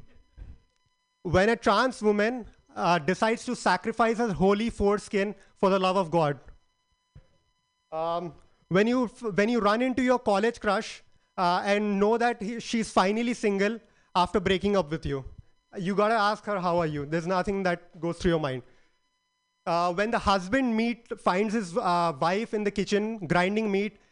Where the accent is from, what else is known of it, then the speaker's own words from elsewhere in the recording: India; moved away as an adult; now in California, United States; I'm an Indian